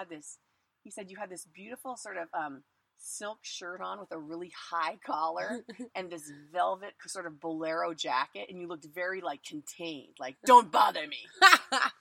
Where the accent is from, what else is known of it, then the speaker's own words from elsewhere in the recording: Hawaii, United States; moved away; I'm from Hawaii